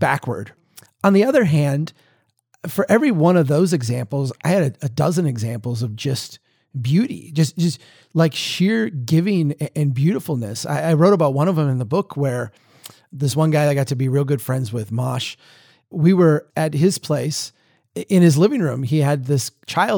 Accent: Minnesota, United States; accent: deep Minnesota; my deep Minnesota accent

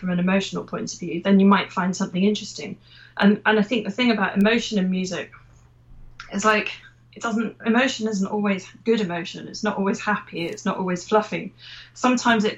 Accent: Lincolnshire, East Midlands, United Kingdom; I grew up in Lincolnshire, so I was a bit cut off from the world of flute in general

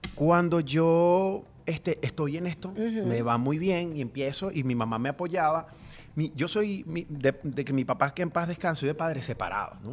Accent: Guatire, Miranda, Venezuela; moved away as an adult; also born or lived in Caracas; now in Doral, United States; todo comenzó en Guatire, yo soy de Guatire

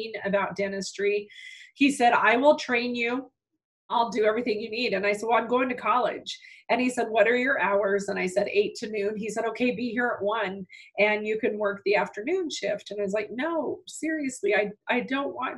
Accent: northern New Mexico, United States; I was born and raised in northern New Mexico on a farm

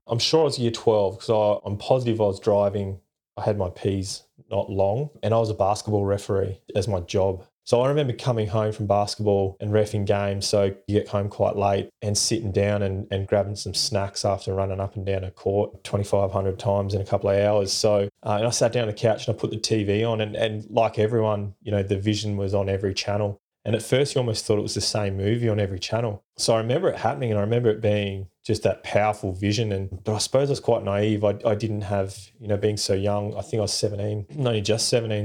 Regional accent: Perth, Western Australia, Australia; I grew up in Perth in Western Australia

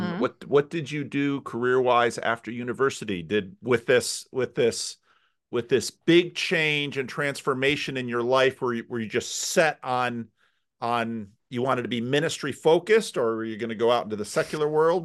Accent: United States; I'm from America, after all. We do religion big here.

